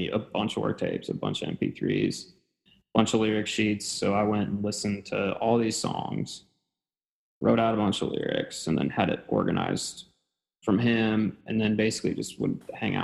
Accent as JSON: {"language": "English", "town": "Gillette", "region": "Wyoming", "country": "United States", "tie": "born or raised there", "also_born_or_lived": "Murfreesboro, Tennessee", "moved": "as an adult", "lives_now": "Nashville, United States", "said": "So I'm from Gillette, Wyoming, as I said."}